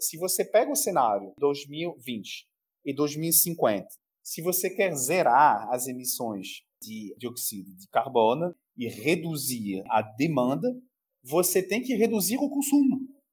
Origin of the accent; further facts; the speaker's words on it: France; now in Brazil; Como francês, aí eu pego o chapéu do francês. A gente sabe muito bem pela nossa história